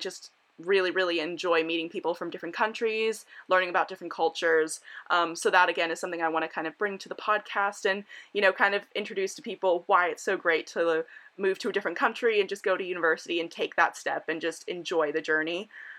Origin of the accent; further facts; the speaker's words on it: Miami Beach, Florida, United States; now in United Kingdom; I'm 19 years old and I'm originally from Miami Beach, Florida. So I'm an American student who goes to university in the UK